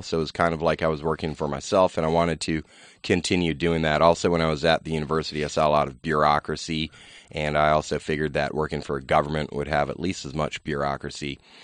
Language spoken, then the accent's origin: English; Virginia, United States; I grew up in Virginia